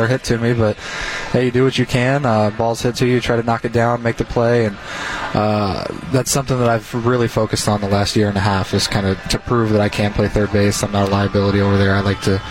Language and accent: English; Ohio, United States; now in Milwaukee, United States; I grew up in Ohio, so it's got a very Midwest feel